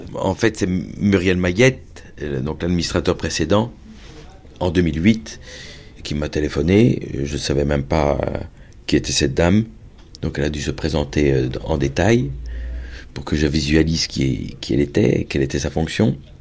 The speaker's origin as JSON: {"language": "French", "town": "Brussels", "region": "Brussels-Capital Region", "country": "Belgium", "tie": "born or raised there", "moved": "yes", "said": "comme je suis bruxellois"}